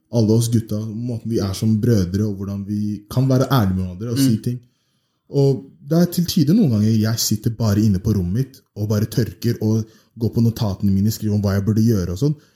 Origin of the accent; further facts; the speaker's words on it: Oslo, Norway; Jeg har bodd i Oslo hele livet. Jeg er opp, eh, oppvokst på vestkanten. Født oppvokst på Majorstuen